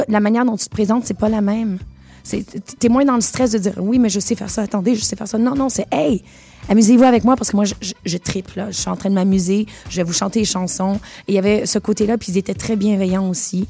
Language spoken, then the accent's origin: French; Montreal, Quebec, Canada; born or raised there; accent: Québécois; moved away as an adult; also born or lived in Venezuela / United States; now in France